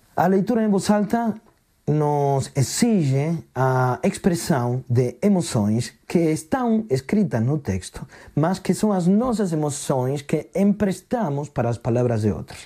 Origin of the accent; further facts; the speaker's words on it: Argentina; now in Portugal; sou argentino, sou contador de histórias